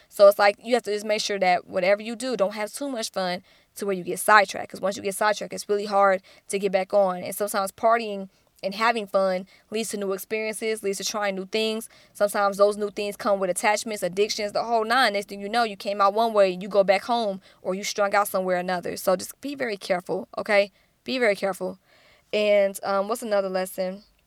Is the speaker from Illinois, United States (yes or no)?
no; Atlanta, Georgia, United States; I'm from Atlanta, which is the Black Hollywood